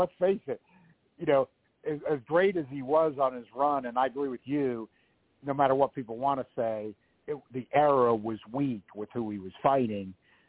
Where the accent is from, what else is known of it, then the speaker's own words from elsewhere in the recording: United States; as an American fan